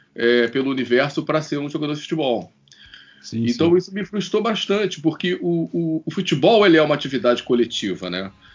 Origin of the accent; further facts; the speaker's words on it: Rio de Janeiro, Brazil; Eu tenho 43 anos, sou carioca